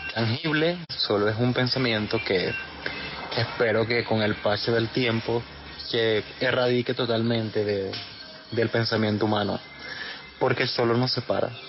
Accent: Maracaibo, Zulia, Venezuela; moved away as an adult; also born or lived in Medellín, Colombia; now in Barranquilla, Colombia; yo soy de Maracaibo, nací allí en el estado Zulia, en Venezuela

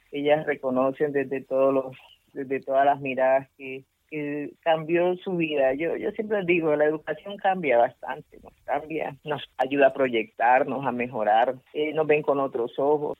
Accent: Pacific region, Colombia; Spanish is a second language; es mi comunidad la que está en ese plato, es Colombia la que está en ese plato

